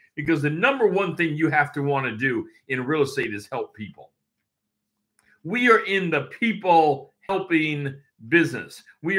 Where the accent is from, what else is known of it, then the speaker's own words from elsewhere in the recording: Tri-Cities, Washington, United States; also born or lived in Everett; Tri-Cities where I was from 0 to 5. So, you know, but I wasn't born there. I shouldn't say zero, because I was born in Everett, Washington, right away moving over to the Tri-Cities. So, moved a lot.